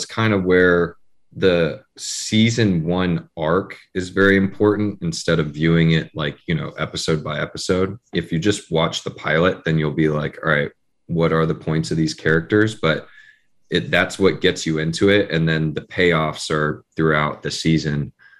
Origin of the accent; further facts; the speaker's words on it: Mountain View, California, United States; I'm from like Mountain View, Los Altos area.